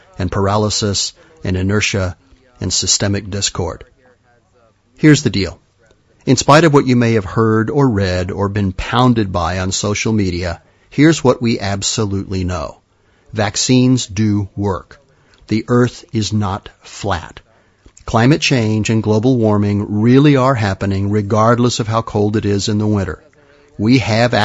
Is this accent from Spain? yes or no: yes; Madrid, Community of Madrid, Spain; moved away; When I was a kid, growing up in Madrid